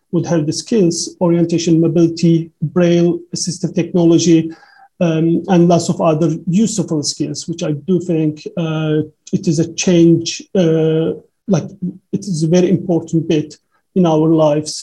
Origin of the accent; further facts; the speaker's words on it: Turkey; English is a second language; moved away; my education journey back in Turkey, because I'm 36 years old, so most of I started schools maybe, yeah, like 30 years ago back in Turkey